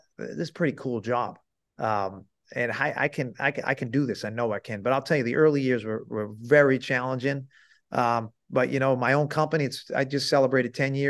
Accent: Salem, Massachusetts, United States; I grew up in Salem, Massachusetts.

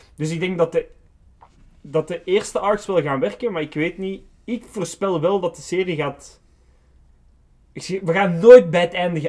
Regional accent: Belgium; wij als Belgen

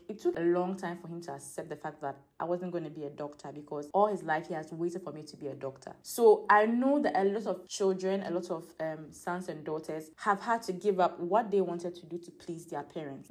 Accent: Ghana; my upbringing as a Ghanaian, as an African.

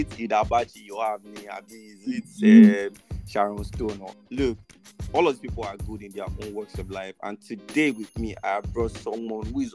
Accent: Nigeria; how we are as a Nigerian today

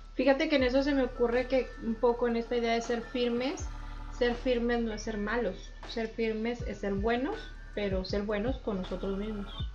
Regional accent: Saltillo, Coahuila, Mexico; moved away; yo soy de Saltillo

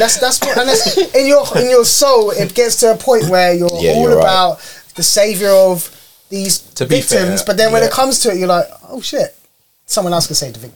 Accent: United Kingdom; We are British.

